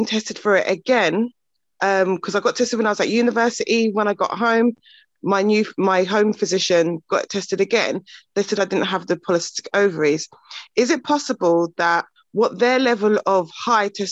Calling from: Bedfordshire, East of England, United Kingdom; I'm calling from Bedfordshire

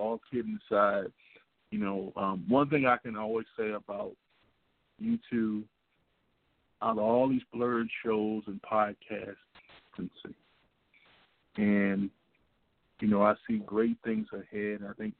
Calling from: Washington, District of Columbia, United States; I'm calling from Washington, D.C.

